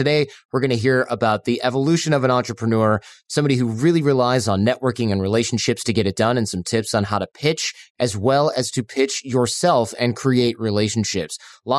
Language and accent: English; north of Detroit, Michigan, United States; I'm from Michigan, but I'm from north of Detroit. So I could leave Michigan in 20 minutes, maybe 45, depending on traffic.